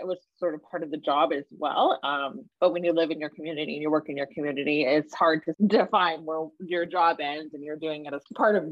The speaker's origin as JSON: {"language": "English", "town": "Regina", "region": "Saskatchewan", "country": "Canada", "tie": "born or raised there", "moved": "yes", "lives_now": "Hamilton, Canada", "said": "I was born and raised in Regina, Saskatchewan"}